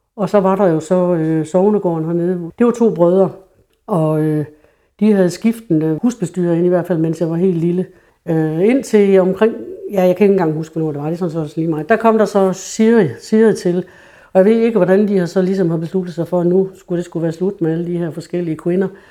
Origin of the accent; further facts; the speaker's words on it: True, Central Denmark Region, Denmark; Min barndom i Tru var jo i 50'erne, hvor Tru var et rigtig bundesamfund